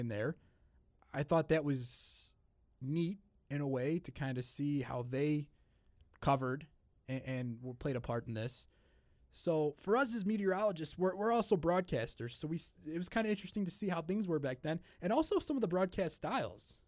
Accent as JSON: {"language": "English", "area": "just outside of Chicago", "region": "Illinois", "country": "United States", "tie": "born or raised there", "said": "I'm, I'm just outside of Chicago"}